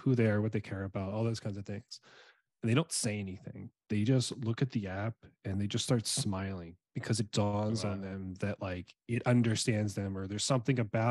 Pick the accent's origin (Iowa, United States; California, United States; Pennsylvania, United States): Pennsylvania, United States; Philadelphia; moved away as an adult; also born or lived in Fairfax, Virginia / New York; now in Seattle, United States; I was born and raised in South Philly, youngest of four boys.